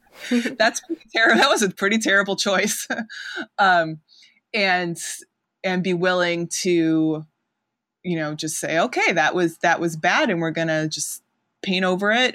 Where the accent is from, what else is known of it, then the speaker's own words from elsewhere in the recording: outside Chicago, Illinois, United States; moved away as an adult; also born or lived in Massachusetts; now in Ohio, United States; I grew up outside Chicago, um, went to college in Massachusetts, lived, um, there, and also abroad for, um, New England mostly for fifteen years